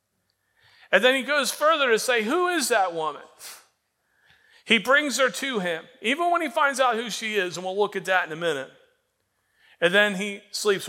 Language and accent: English; Florida, United States; moved away as an adult; also born or lived in Indiana; I can remember growing up in Florida. And when I grew up in Florida, we spent a lot of time at the beach